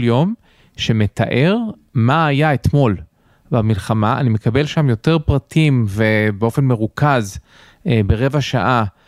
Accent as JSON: {"language": "Hebrew", "country": "United States", "tie": "born or raised there", "moved": "yes", "lives_now": "Israel", "said": "אני גדלתי בארצות הברית אז אה, נוח לי באנגלית"}